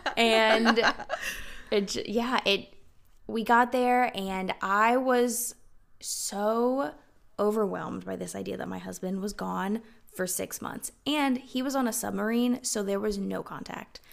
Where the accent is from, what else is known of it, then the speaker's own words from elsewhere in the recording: South Carolina, United States; moved away as an adult; also born or lived in Washington State; We're originally from South Carolina